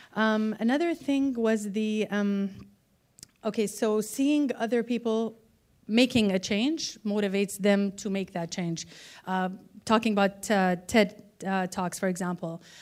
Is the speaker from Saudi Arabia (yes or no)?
yes; Saudi Arabia; I'm from Saudi Arabia